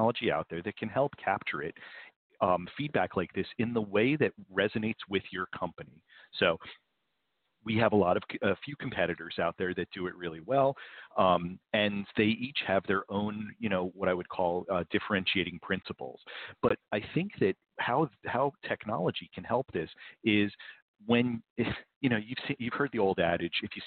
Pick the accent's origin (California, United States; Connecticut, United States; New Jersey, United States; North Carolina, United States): New Jersey, United States; I'm from New Jersey